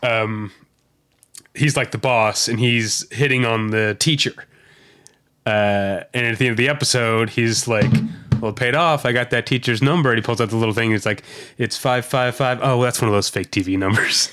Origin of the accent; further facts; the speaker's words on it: St. Louis, Missouri, United States; moved away; the part of Saint Louis County where I grew up